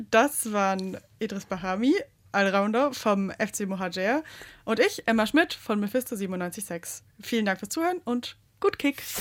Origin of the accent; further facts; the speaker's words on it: Swabia, Baden-Württemberg, Germany; accent: Swabian; now in Saxony, Germany